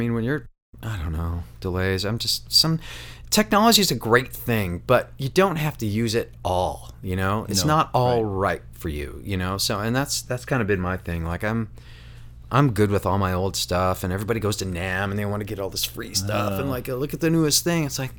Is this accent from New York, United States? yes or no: yes; New York, United States; Where I grew up in Western New York, Coors had a mythological status.